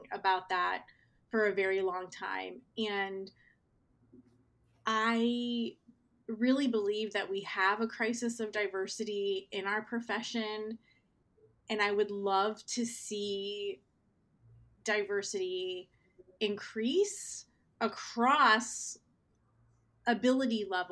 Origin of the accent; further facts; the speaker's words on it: Northeast Ohio, United States; I grew up in Northeast Ohio, which is a steel mill town